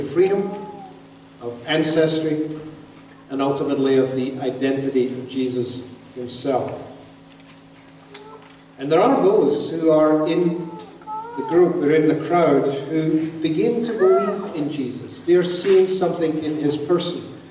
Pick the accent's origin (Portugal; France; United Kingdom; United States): United Kingdom; Glasgow, Scotland; moved away; I was born in Glasgow, Scotland